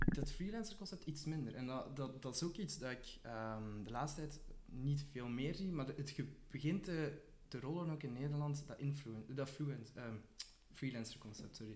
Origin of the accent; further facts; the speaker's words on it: Ghent, Flanders, Belgium; ik kom uit Gent